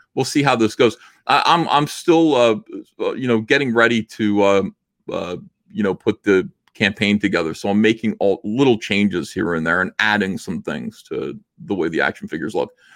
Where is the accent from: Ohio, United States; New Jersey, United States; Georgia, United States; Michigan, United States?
New Jersey, United States; I'm from New Jersey